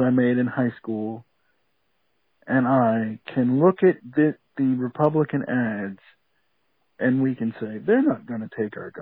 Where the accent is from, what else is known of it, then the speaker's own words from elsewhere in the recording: DeKalb County, Georgia, United States; I grew up in DeKalb County. I went to school in northern DeKalb County